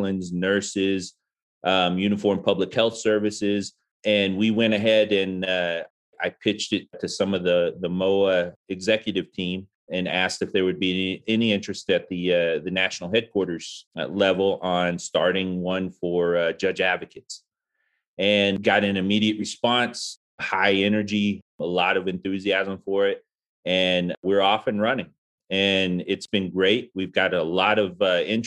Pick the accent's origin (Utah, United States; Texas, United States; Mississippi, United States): Texas, United States; Arlington; moved away as an adult; I joined from Arlington, Texas, my hometown